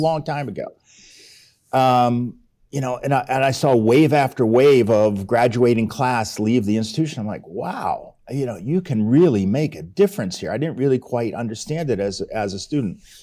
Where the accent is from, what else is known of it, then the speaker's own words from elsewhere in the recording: Pittsburgh, Pennsylvania, United States; moved away as an adult; in Pittsburgh, that's my hometown